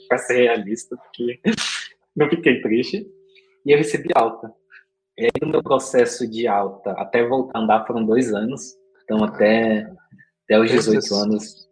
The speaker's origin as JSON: {"language": "Portuguese", "town": "Diadema", "region": "São Paulo", "country": "Brazil", "tie": "born or raised there", "said": "Eu nasci, nasci em Diadema"}